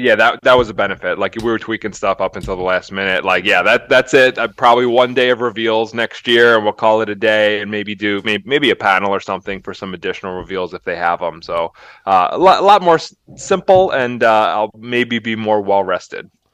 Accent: Philadelphia, Pennsylvania, United States; moved away; I grew up in Philly

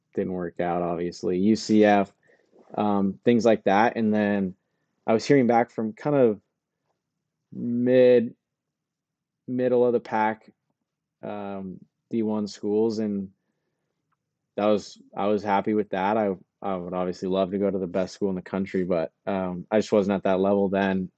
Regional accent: Truckee, California, United States; I am from Truckee, California.

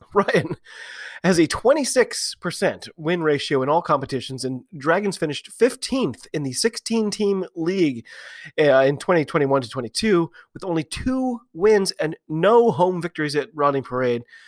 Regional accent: United States; I'm an American rugby fan

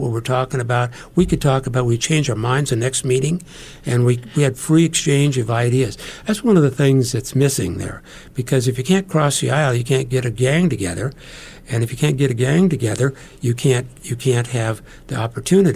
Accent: McCook, Nebraska, United States; my hometown of McCook

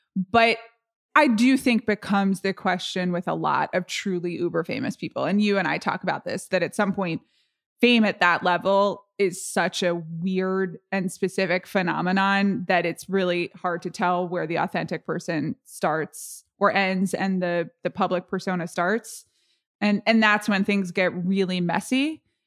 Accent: United States; I'm really American

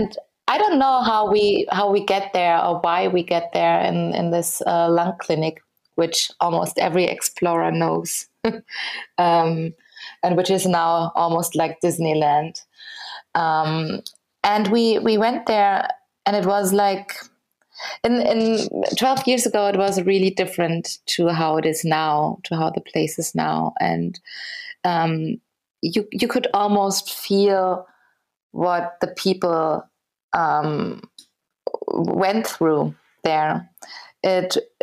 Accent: Berlin, Germany; I'm from Berlin

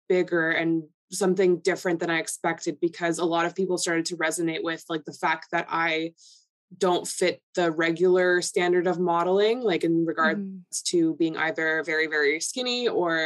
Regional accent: Toronto, Ontario, Canada; first language Polish; English is a second language; So I was born and raised in Toronto, and my first language was Polish. So I didn't speak English till I was like in grade school

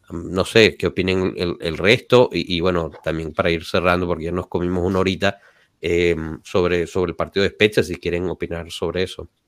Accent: Turin, Piedmont, Italy; Torino, Torino.

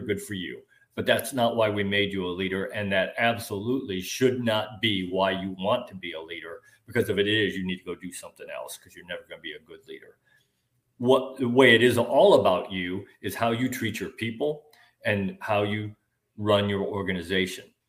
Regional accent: Kirkland, Illinois, United States; moved away as an adult; now in Florida, United States; I grew up uh, about 90 miles northwest of Chicago in a small little farm town called Kirkland, Illinois, 1,200 people

